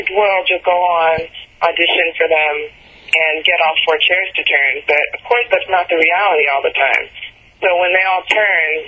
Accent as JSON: {"language": "English", "region": "New York", "country": "United States", "tie": "born or raised there", "said": "I'm from New York"}